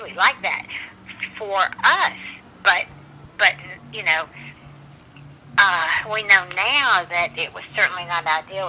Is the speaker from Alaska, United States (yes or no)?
no; Bessemer, Alabama, United States; also born or lived in Hueytown, Alabama; I grew up mostly in Alabama, right outside of Birmingham, in a town called Bessemer, and then Hueytown.